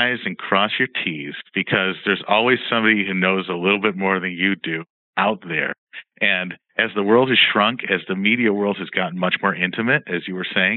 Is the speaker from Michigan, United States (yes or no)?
yes; Detroit, Michigan, United States; Growing up in Detroit, you're always around cars. I grew up, you know, in kind of the malaise era